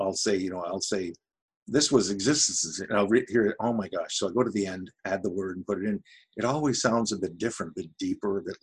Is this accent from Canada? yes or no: yes; Canada; accent: Ottawa Valley (Outaouais) French; My French parle avec un accent la vallée de l'Outaouais.